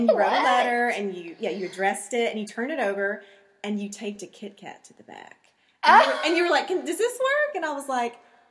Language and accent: English; Memphis, Tennessee, United States; we grew up here in Memphis